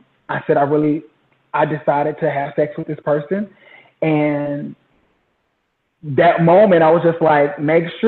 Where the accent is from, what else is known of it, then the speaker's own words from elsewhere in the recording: Jacksonville, Florida, United States; moved away as an adult; also born or lived in Houston, Texas; now in Dallas, United States; I'm originally from Jacksonville, Florida